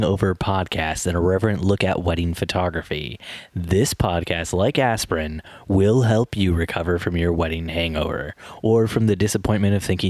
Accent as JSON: {"language": "English", "town": "Goshen", "region": "Indiana", "country": "United States", "tie": "born or raised there", "said": "I grew up in Goshen"}